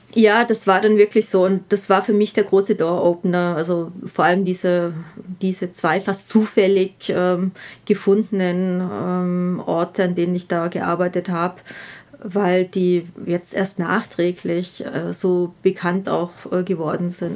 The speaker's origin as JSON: {"language": "German", "region": "Southern Germany", "country": "Germany", "moved": "as an adult", "lives_now": "Vienna, Austria", "said": "ich bin aus Süddeutschland"}